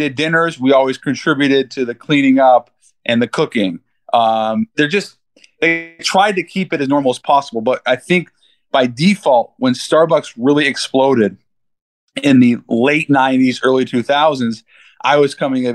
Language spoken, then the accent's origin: English; Seattle, Washington, United States; my friends growing up in Seattle